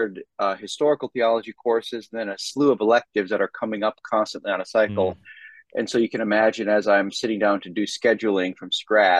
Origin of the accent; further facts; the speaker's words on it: Minnesota, United States; moved away as an adult; also born or lived in Philadelphia area; now in Dallas, United States; I'm from Minnesota originally